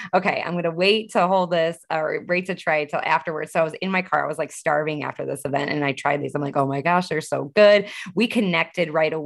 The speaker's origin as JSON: {"language": "English", "area": "Northwest suburbs of Chicago", "region": "Illinois", "country": "United States", "said": "I'm from Northwest suburbs of Chicago"}